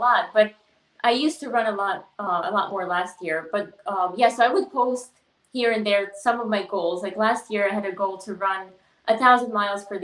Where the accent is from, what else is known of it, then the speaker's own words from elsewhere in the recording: Tajikistan; moved away; I grew up in Tajikistan, so we were pretty, like, poor